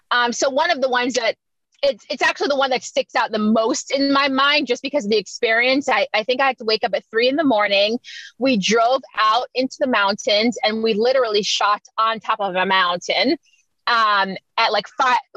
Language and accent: English; Miami, Florida, United States; also born or lived in Jamaica / South Africa; I'm originally from Jamaica, so I was born there, but I live in Miami now. Oh, cool. How long you've been living there for? Oh, most of my life. I moved to the U.S. when I was seven